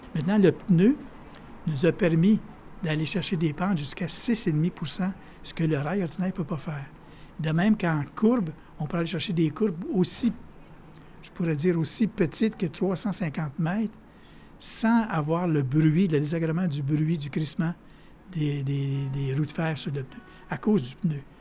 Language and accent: French; Abitibi, Quebec, Canada; moved away; je viens d'Abitibi